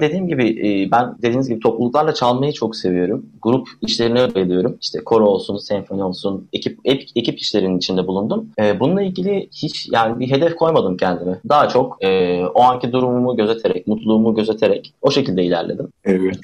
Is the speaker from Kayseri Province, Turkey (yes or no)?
no; Mustafakemalpaşa, Bursa, Turkey; also born or lived in Istanbul; now in Bursa, Turkey; Mustafa Kemal Paşa doğumluyum. Orada yaşıyordum.